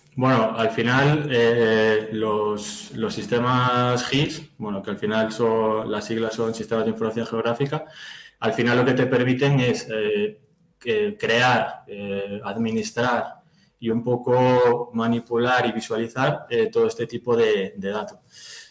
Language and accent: Spanish; Galicia, Spain; moved away as an adult; now in Madrid, Spain; soy de Galicia, pero bueno, estoy, estoy por Madrid. Ya llevo un par de añitos por